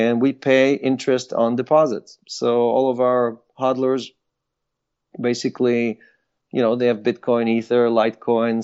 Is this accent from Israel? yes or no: yes; Israel; English is a second language; moved away as an adult; also born or lived in Ukraine; now in United States; I was born in Ukraine, grew up in Israel